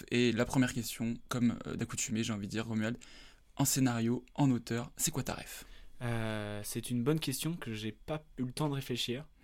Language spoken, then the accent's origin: French; Corrèze, Nouvelle-Aquitaine, France; je viens de Corrèze